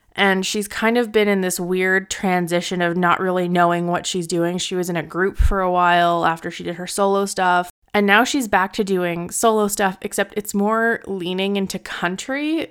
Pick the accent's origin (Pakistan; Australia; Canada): Canada; Edmonton, Alberta; moved away; I was originally from Edmonton